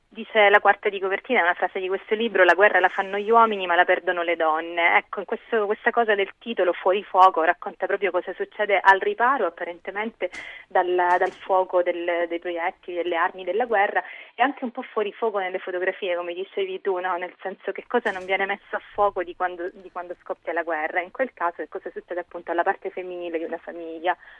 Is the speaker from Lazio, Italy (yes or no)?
no; Sicily, Italy; moved away; come si evince anche dalla mia voce, sono nata dall'altra parte d'Italia, leggo molto spesso delle cose ambientate in Sicilia, anche se non vivo più là